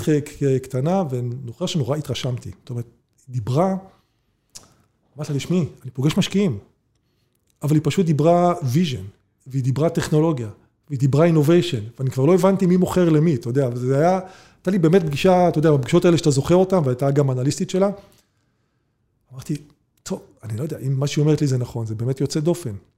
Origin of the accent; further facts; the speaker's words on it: Israel; בתור יהודים, ישראלים